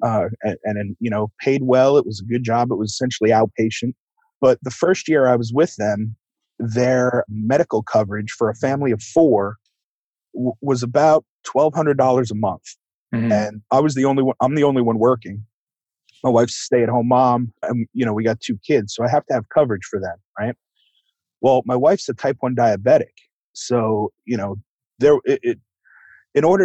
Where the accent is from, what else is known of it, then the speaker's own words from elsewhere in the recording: Long Island, New York, United States; now in North Carolina, United States; I'm from New York originally. Born and raised on Long Island